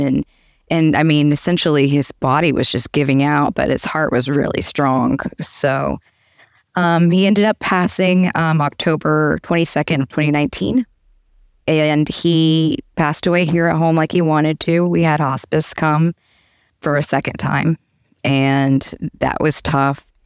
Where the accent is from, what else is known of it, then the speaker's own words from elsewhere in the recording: Atlanta, Georgia, United States; moved away as an adult; now in Boca Raton, United States; I'm originally from Atlanta. I lived there, grew up there, went to college, started my career